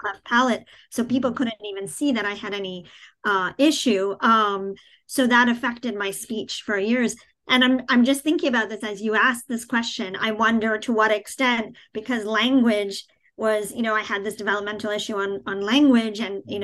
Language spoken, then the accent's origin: English; New York City, New York, United States; moved away; also born or lived in New Jersey; I grew up in Queens, in New York City, in a very diverse, you know, I grew up in the most diverse county in the country